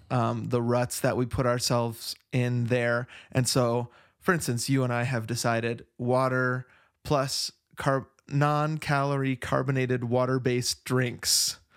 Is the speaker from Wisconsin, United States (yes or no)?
yes; Verona, Wisconsin, United States; now in Flagstaff, United States; when people ask where I grew up, um, when I talk about the Wisconsin part, I say Madison